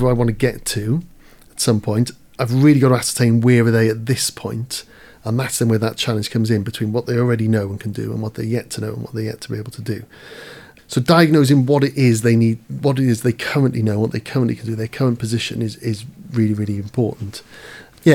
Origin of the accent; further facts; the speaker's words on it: Caerphilly, Wales, United Kingdom; I'm from Caerphilly